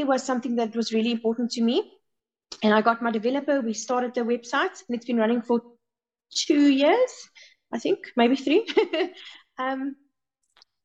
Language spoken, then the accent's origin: English; South Africa; we are only South African women